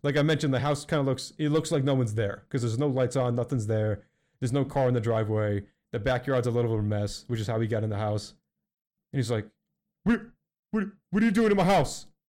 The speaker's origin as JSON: {"language": "English", "town": "Philadelphia", "region": "Pennsylvania", "country": "United States", "said": "I'm from Philly"}